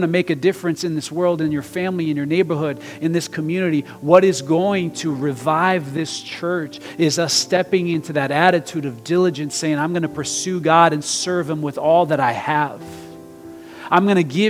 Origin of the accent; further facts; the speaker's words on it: Brazil; moved away; I'm international too, okay? I'm from Brazil